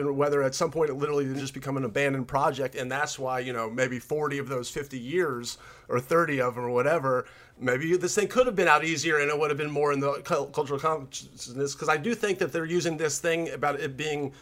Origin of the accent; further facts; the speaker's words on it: Memphis, Tennessee, United States; I'm from Memphis, so, like, obviously, like, I grew up with …